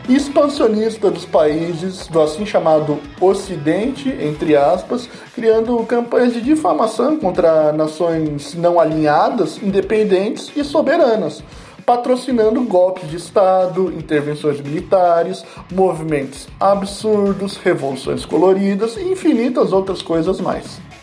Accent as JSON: {"language": "Portuguese", "country": "Brazil", "said": "Eu, como brasileiro"}